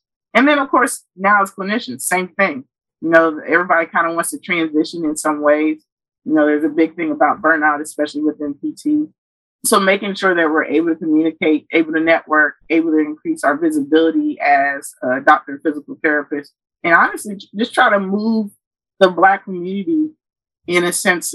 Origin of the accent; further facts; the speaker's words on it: Kenya; now in United States; So I was born in Kenya